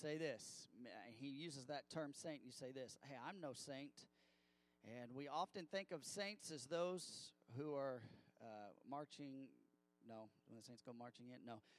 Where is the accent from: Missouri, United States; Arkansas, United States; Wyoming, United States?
Missouri, United States; I grew up in Missouri